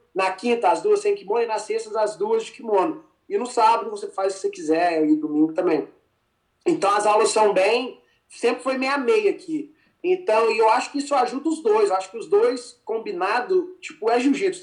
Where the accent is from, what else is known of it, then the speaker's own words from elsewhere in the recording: Formiga, Minas Gerais, Brazil; moved away as an adult; also born or lived in Poços de Caldas, Brazil; now in United States; eu sou de Minas, da uma cidade que chama Formiga